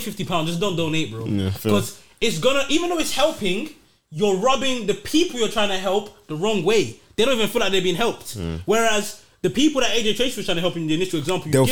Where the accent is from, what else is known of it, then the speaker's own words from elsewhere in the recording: Nigeria; now in United Kingdom; as a Nigerian man